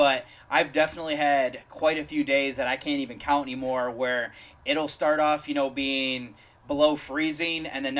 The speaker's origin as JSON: {"language": "English", "region": "Michigan", "country": "United States", "moved": "yes", "lives_now": "Columbus, United States", "said": "I'm originally from Michigan and now I currently live in Columbus, Ohio"}